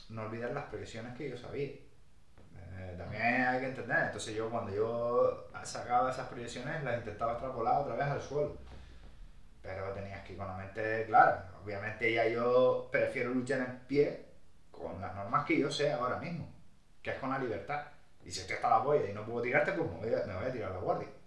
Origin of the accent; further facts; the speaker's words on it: Brazil; Otro purista a lo mejor, yo soy brasileño, que solo busque la finalización